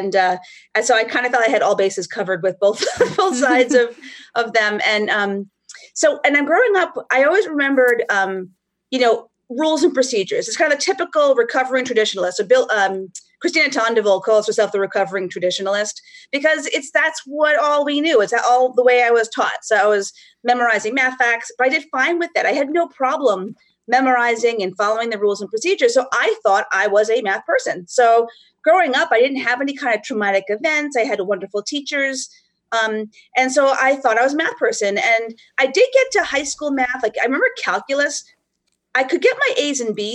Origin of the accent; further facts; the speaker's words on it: Rhode Island, United States; also born or lived in Northern New Hampshire; now in New Hampshire, United States; I grew up in Rhode Island, but Northern New Hampshire the last 25 years